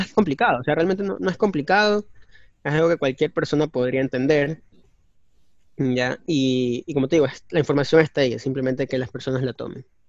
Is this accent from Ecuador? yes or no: yes; Ecuador; Nosotros somos ecuatorianos